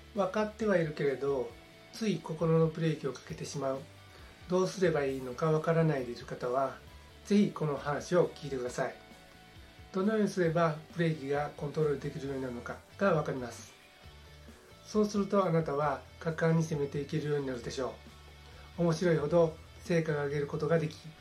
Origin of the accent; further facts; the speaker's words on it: southern Osaka, Japan; 私は大阪の南部で生まれ育ちました